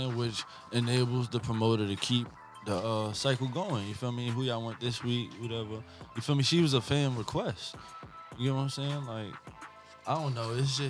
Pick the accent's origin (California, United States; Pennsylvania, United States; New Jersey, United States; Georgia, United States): New Jersey, United States; the club is in my hometown